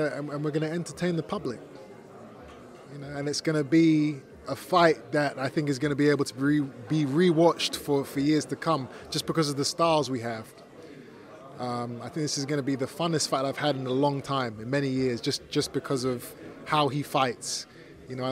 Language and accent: English; English and Jamaican, England, United Kingdom; I'm not Mexican. I'm English and Jamaican